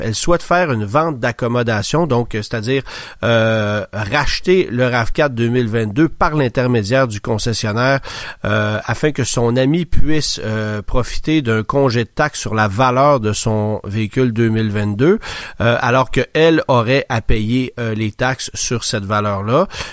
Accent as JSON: {"language": "French", "region": "Quebec", "country": "Canada", "said": "chez nous au Québec"}